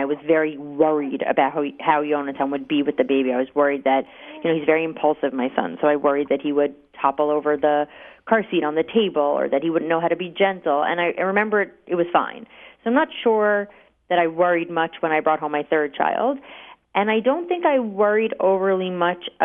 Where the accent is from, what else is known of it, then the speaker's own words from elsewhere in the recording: New York, United States; growing up in New York